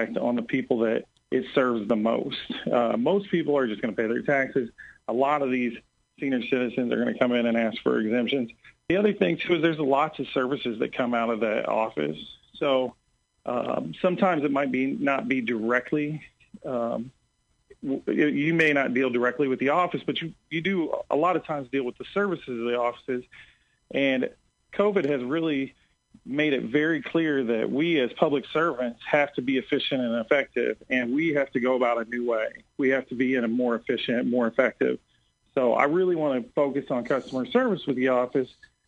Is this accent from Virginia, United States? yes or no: no; Sangamon County, Illinois, United States; I grew up on the south end of town